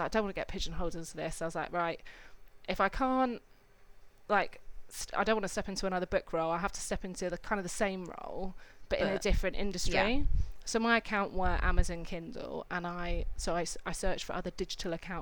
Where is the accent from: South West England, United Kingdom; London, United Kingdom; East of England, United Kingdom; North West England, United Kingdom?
East of England, United Kingdom; Cambridge; moved away as an adult; I grew up in Cambridge